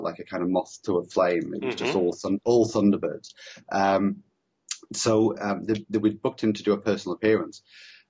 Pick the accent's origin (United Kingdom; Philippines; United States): United Kingdom; Preston, North West England; I grew up in the Northwest as well. I grew up in Preston